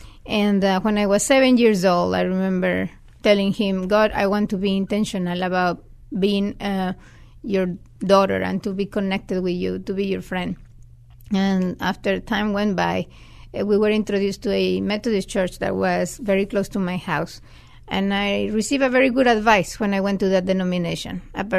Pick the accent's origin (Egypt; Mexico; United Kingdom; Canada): Mexico; Monterrey, Nuevo León; moved away as an adult; also born or lived in West Ohio; now in San Antonio, United States; I am actually originally from Mexico. I'm from Monterrey, Mexico.